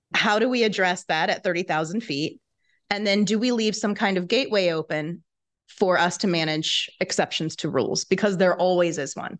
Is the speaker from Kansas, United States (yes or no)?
yes; Kansas, United States; moved away as an adult; now in Chicago, United States; I had moved to Chicago from my home state of Kansas